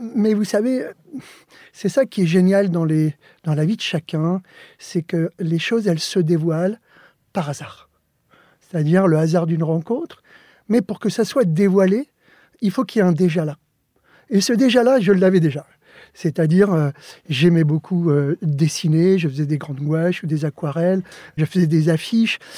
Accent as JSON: {"language": "French", "town": "Joinville-le-Pont", "region": "Île-de-France", "country": "France", "tie": "born or raised there", "also_born_or_lived": "Alicante, Spain", "first_language": "Spanish", "second_language": "French"}